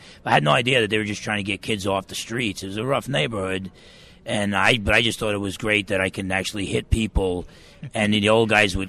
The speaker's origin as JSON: {"language": "English", "area": "Essex County", "region": "New Jersey", "country": "United States", "tie": "born or raised there", "moved": "yes", "said": "I grew up in Essex County, New Jersey. I was raised in a Catholic home, but I didn't really believe myself."}